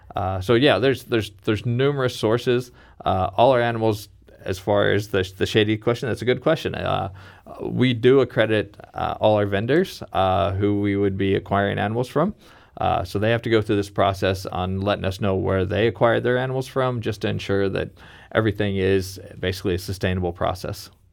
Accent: Kansas City, Missouri, United States; my hometown in Kansas City

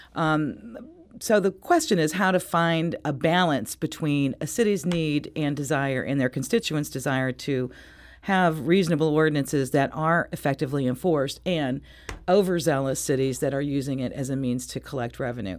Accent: Richmond Heights, Missouri, United States; I'm from Richmond Heights

